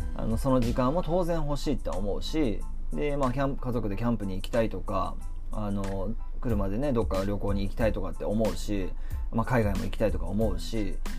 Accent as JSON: {"language": "Japanese", "town": "Kamakura", "region": "Kanagawa", "country": "Japan", "tie": "born or raised there", "also_born_or_lived": "Tokyo", "said": "地元に戻って鎌倉でここで2008"}